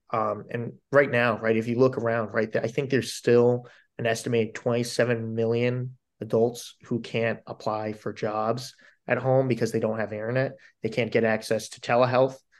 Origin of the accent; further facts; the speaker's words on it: Delaware County, Pennsylvania, United States; moved away; I grew up in Delco, but my mother plays in the Harrisburg Symphony